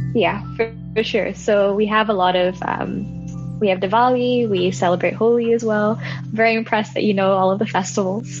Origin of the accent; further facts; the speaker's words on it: Hong Kong; I was born and raised in Hong Kong